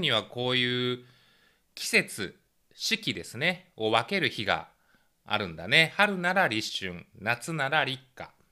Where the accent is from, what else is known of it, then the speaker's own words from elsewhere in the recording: Kansai, Japan; 僕は一応関西生まれで両親関西なんですけど